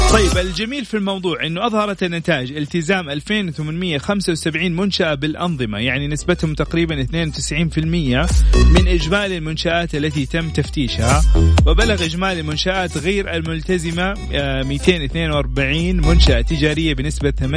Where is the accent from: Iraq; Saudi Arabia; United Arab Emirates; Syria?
Saudi Arabia; عندنا في المملكة العربية السعودية